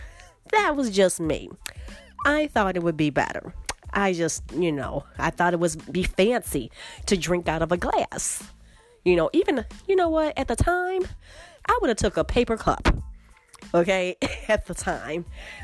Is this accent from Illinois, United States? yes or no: yes; Chicago, Illinois, United States; growing up in Chicago